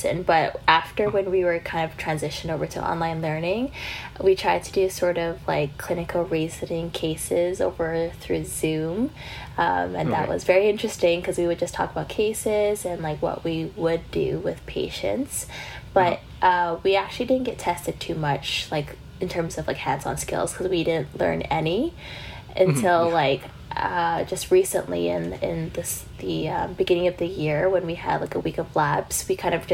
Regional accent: Vancouver, British Columbia, Canada; now in London, United Kingdom; I actually flew back to Vancouver from March onwards. So I was actually home from March to end of August of last year

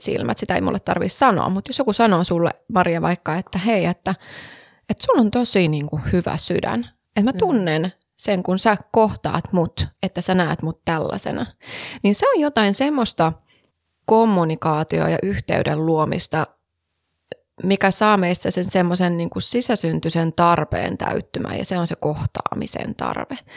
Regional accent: Savonia, Finland; Savossa, mun pitää viedä sut sinne, mistä mä oon kotoisin

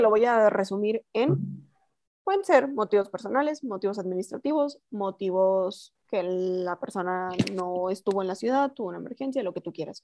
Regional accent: Chihuahua, Mexico; moved away as an adult; now in Mexico City, Mexico; yo soy de Chihuahua, llego a Ciudad de México el 22 de julio del 2013

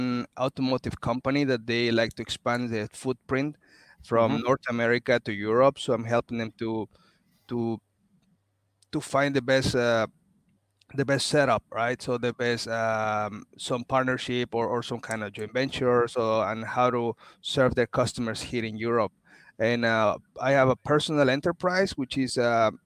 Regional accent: Mexico; moved away as an adult; also born or lived in Canada / Sweden / Paris, France / Netherlands; I'm originally from Mexico, and I'm an industrial engineer

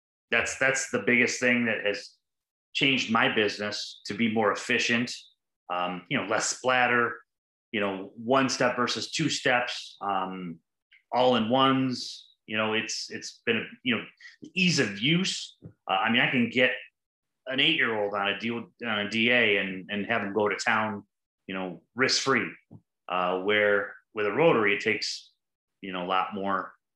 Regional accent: Detroit, Michigan, United States; I'm from the Metro Detroit area of Michigan.

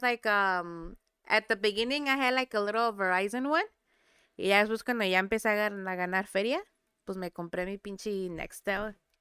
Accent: Santiago, Mexico; moved away; yo nací en Santiago, pero soy de el mejor rancho del mundo.

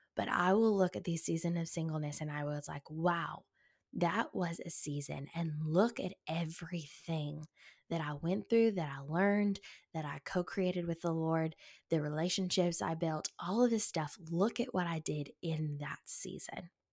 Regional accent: the South, United States; growing up in the South

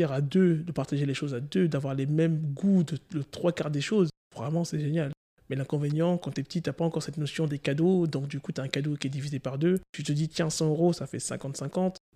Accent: Guadeloupe; born or raised there

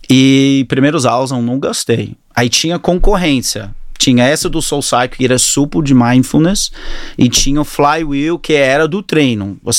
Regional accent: Australia; Portuguese is a second language; also born or lived in Auckland, New Zealand; É, nasci na Nova Zelândia, no Auckland, e mudei para a Austrália com 10 anos de idade. Meu pai preferiu muito mais a Austrália.

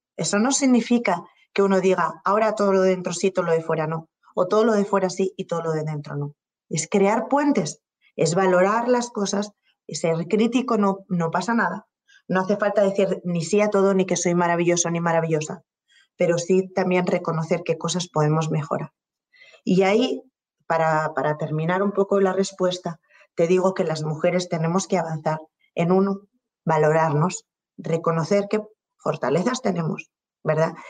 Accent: Spain; moved away as an adult; also born or lived in Colombia

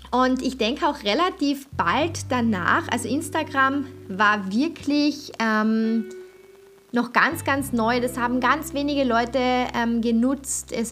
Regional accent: Austria; als ich mit YouTube angefangen habe, konnte man als Österreicher überhaupt noch gar keine Werbung vor Videos schalten.

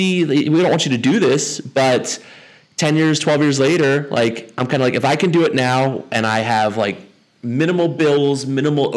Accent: Montgomery County, Maryland, United States; I'm a local. I'm a local Montgomery County kid, so lived here my whole life

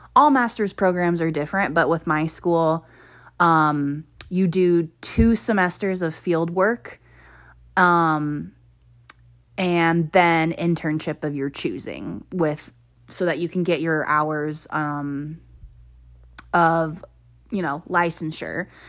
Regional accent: near Denver, Colorado, United States; also born or lived in Hawaii; I went to University of Colorado, Denver, and that was only fifteen, twenty minutes from my hometown.

